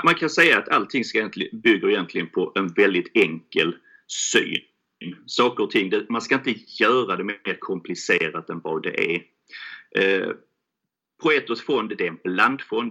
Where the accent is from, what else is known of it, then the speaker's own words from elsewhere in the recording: Helsingborg, Skåne, Sweden; Jag kommer från Helsingborg, det är därför jag låter som jag gör